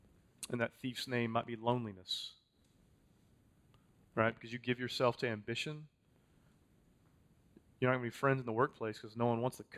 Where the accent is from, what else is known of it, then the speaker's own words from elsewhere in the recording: Texas, United States; I'm a Texan, man.